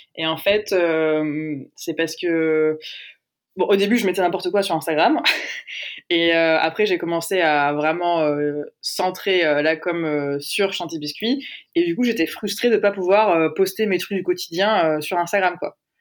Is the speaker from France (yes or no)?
yes; Aix-en-Provence, Provence-Alpes-Côte d'Azur, France; j'ai dit au début que je venais de Aix, mais j'ai pas dit qu'on y était toujours